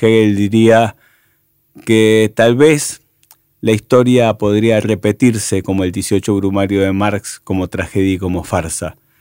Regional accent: Argentina

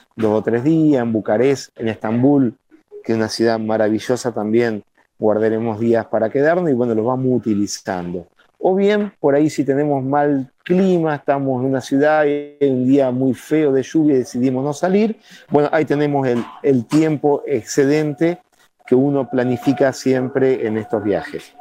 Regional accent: Gualeguaychú, Entre Ríos, Argentina; Somos todos de Gualeguaychú

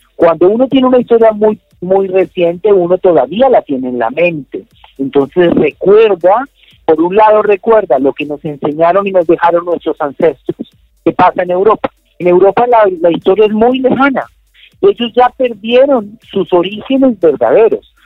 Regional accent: Colombia; yo soy colombiano

